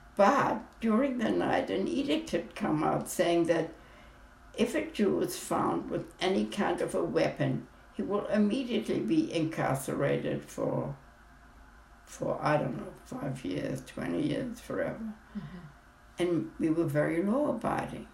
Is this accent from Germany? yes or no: yes; Hamburg, Germany; I was born in Hamburg, Germany in 1922